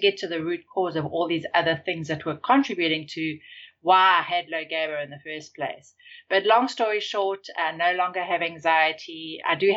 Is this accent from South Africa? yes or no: yes; South Africa; moved away; I grew up in South Africa